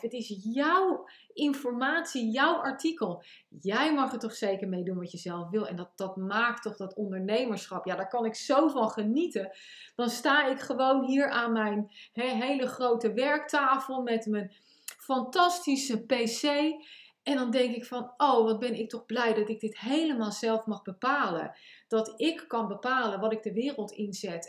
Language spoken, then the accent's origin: Dutch; The Hague, South Holland, Netherlands; accent: Haags; mijn Haagse accent en mijn Amerikaanse heen en weer eh, van voren naar achter uh, zinsopbouw